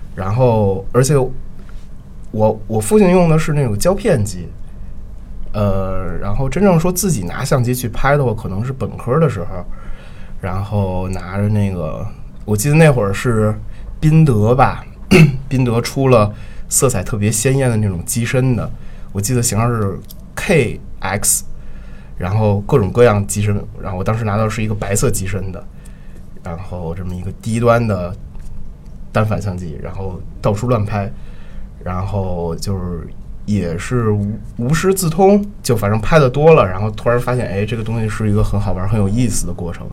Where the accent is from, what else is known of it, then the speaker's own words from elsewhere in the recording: Beijing, China; 我是北京人，然后从小的话，就，就我们家离人艺非常近，离人艺非常近，那个我童年 生活的那条胡同的话，就在人艺边上，然后那条胡同名字叫豹房胡同，然后我家距离人艺的直线距离可能就六百米左右